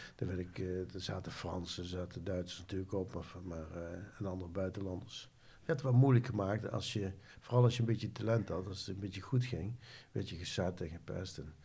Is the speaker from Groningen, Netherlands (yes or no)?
no; Nijmegen, Gelderland, Netherlands; Ik ben geboren in Nijmegen aan de Graaseweg.